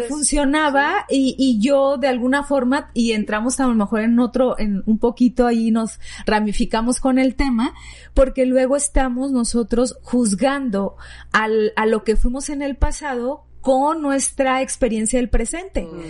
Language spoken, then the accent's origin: Spanish; Sinaloa, Mexico; moved away; yo soy de Sinaloa y babeaba por los mariscos